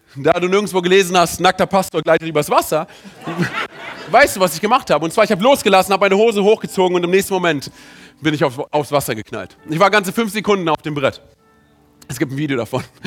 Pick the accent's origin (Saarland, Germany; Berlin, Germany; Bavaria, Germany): Berlin, Germany; ich bin im, in Berlin aufgewachsen